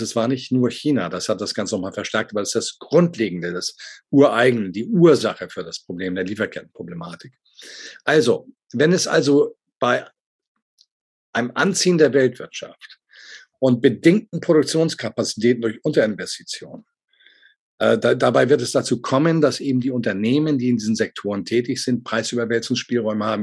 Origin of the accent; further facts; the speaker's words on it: Hamburg, Germany; als Hamburger Jung